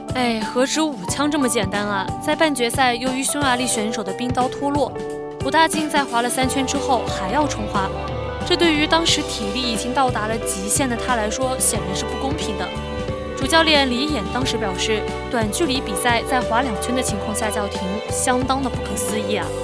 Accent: the South, southern China, China; 我这个地道的南方姑娘

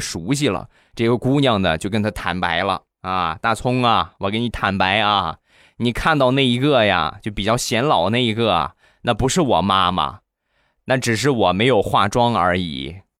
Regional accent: Rizhao, Shandong, China; 还有我们家乡特产日照绿茶也有

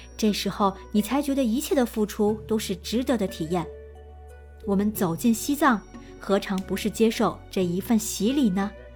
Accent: northern China, China; 别看我们是北方人

